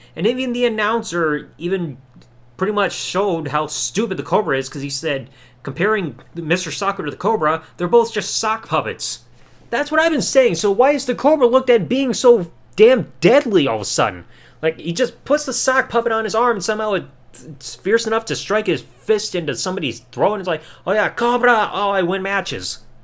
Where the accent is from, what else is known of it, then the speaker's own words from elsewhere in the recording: United States; I'm an American.